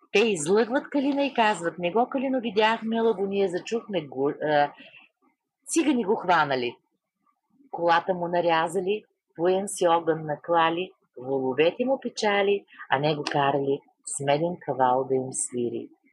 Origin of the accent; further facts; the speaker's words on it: Vedrina, Dobrich Province, Bulgaria; моето родно село Ведрина